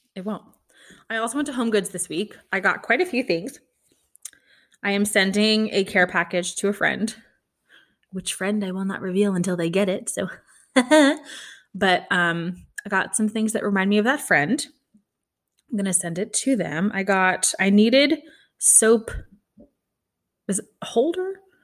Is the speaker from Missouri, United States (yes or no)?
yes; Kansas City, Missouri, United States; I'm from Kansas City.